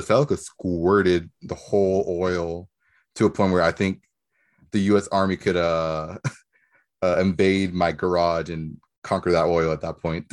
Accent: Nicaragua; moved away; Where I'm from, I'm from Nicaragua.

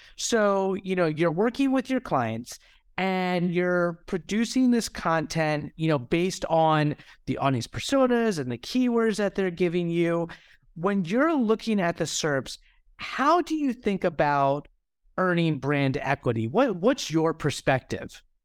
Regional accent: United States; I am American

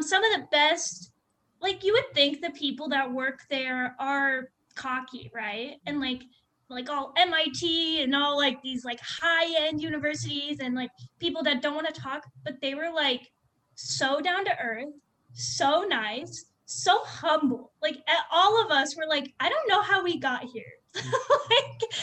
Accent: Phoenix, Arizona, United States; also born or lived in Cleveland, Ohio; I'm from Arizona my whole life. Like, I lived in Ahwatukee

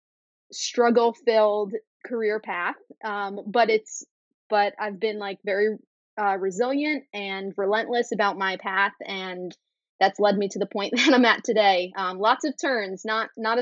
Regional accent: New York City, New York, United States; I'm born and bred in New York City. I grew up here

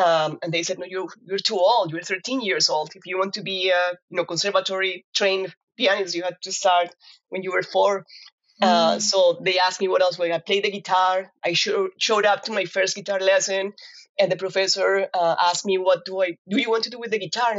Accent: Cali, Valle del Cauca, Colombia; moved away as an adult; also born or lived in Kansas, United States; now in Fayetteville, United States; I am from Colombia, and I grew up in a very, very musical family. I'm actually from Cali, which is la capital de la salsa

